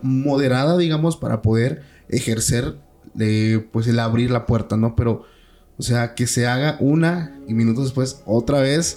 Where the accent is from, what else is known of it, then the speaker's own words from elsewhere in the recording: Mexico; mi ciudad natal.